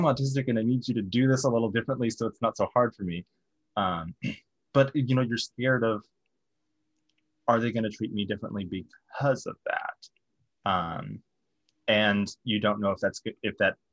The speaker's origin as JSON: {"language": "English", "region": "the South", "country": "United States", "tie": "born or raised there", "said": "growing up in the South"}